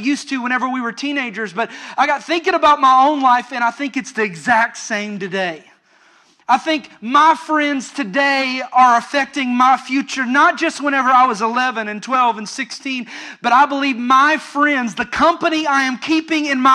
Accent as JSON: {"language": "English", "region": "Western Kentucky", "country": "United States", "tie": "born or raised there", "also_born_or_lived": "Orlando, Florida", "moved": "as an adult", "said": "I grew up in Western Kentucky and lived out in the country"}